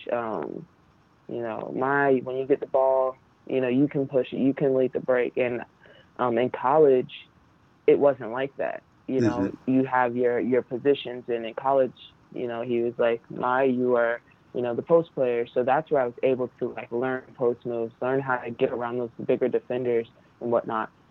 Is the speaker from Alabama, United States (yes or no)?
no; New Jersey, United States; I'm from Jersey